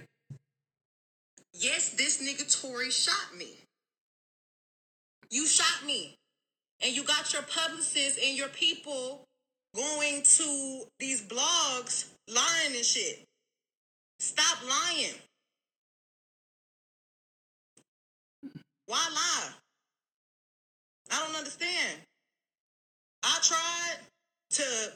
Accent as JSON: {"language": "English", "town": "Houston", "region": "Texas", "country": "United States", "said": "I'm from Houston. I'm from the motherfucking South Side"}